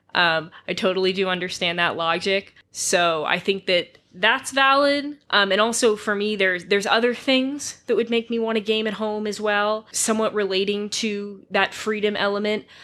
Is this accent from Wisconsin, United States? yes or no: no; Massachusetts, United States; I am from Massachusetts